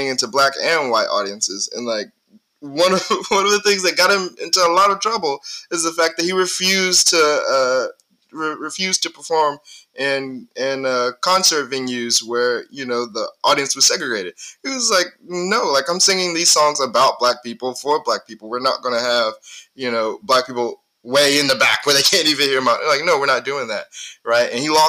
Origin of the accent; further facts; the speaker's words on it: Mississippi, United States; I told him I was from Mississippi